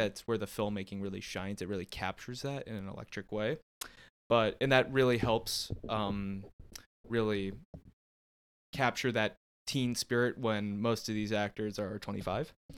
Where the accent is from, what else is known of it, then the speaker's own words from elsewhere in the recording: Canton, Ohio, United States; growing up in Canton, Ohio, that's uh, what we call candy apple country